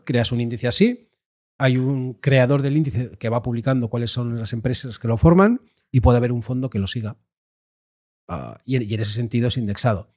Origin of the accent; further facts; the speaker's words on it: Basque Country, Spain; yo como decías, vengo del País Vasco.